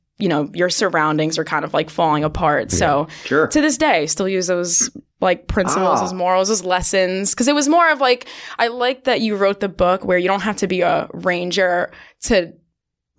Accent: New York, United States; I'm a girl from New York

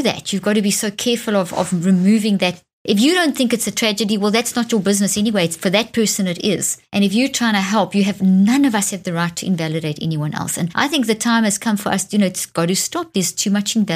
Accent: Zimbabwe; moved away; also born or lived in South Africa; Zimbabwe, where I was born in Zimbabwe

